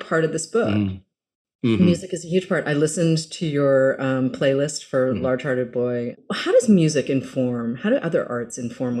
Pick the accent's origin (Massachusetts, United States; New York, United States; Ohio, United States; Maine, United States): Massachusetts, United States; moved away; I grew up in Massachusetts.